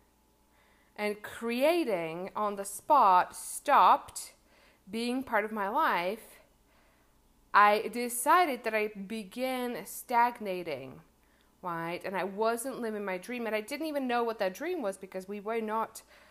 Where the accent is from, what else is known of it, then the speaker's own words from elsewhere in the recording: Czechia; English is a second language; when I was maybe 10 or 12 years old, I lived in a small town of the Czech Republic